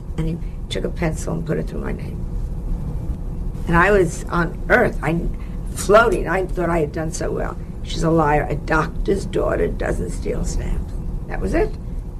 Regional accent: Larchmont, New York, United States; I'm from Larchmont, my dad's a doctor.

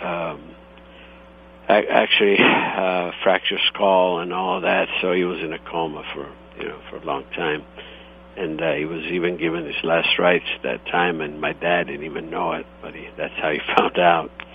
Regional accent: Istria County, Croatia; also born or lived in Italy; now in United States; I was born in Italy, um, and the region is uh, Istria, and however now it's uh, Croatia

